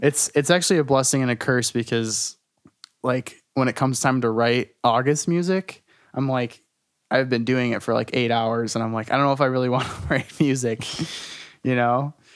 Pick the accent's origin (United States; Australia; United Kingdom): United States; Detroit, Michigan; I'm from Detroit. I'm from, like, Metro Detroit area. Um, born and raised, pretty much.